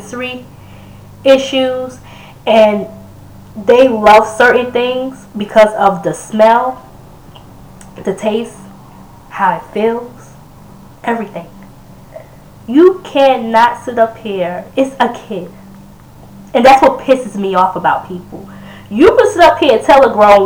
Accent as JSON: {"language": "English", "region": "New Yorker", "country": "United States", "moved": "yes", "said": "I still consider myself as a New Yorker"}